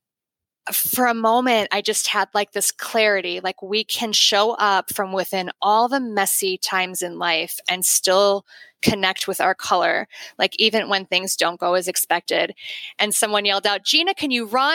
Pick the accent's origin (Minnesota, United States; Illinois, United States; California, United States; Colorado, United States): Illinois, United States; Chicago; I'm from the Chicago area